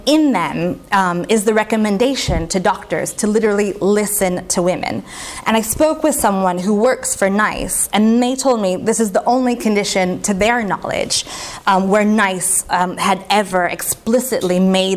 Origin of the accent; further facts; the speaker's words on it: United States; I'm American